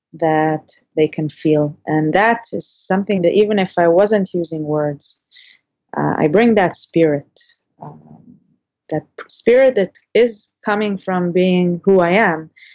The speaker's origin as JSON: {"language": "English", "country": "Israel", "tie": "born or raised there", "also_born_or_lived": "Canada", "said": "He was from Canada originally, but I grew up in Israel. I did a lot of summers in Canada, and I grew up in an English-speaking home"}